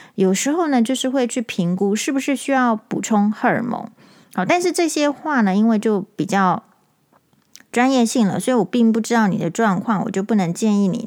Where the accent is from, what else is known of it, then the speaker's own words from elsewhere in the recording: Taiwan; 我们台湾人